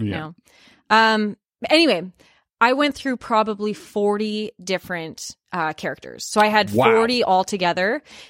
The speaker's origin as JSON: {"language": "English", "country": "Canada", "said": "It could be that I'm Canadian. It could be, I mean, it could be that I'm white."}